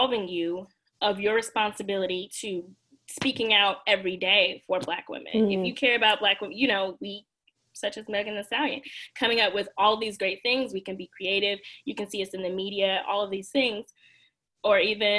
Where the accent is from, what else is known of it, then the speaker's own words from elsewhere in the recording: Mississippi, United States; accent: Southern; moved away as an adult; also born or lived in Louisiana; now in Washington, D.C., United States; I grew up in Mississippi, so there's plenty to be said about that, but I grew up in a suburban area